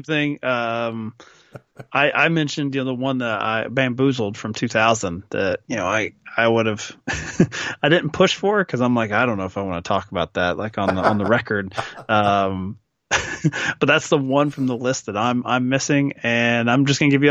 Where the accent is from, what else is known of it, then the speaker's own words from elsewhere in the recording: Kentucky, United States; I grew up in Kentucky.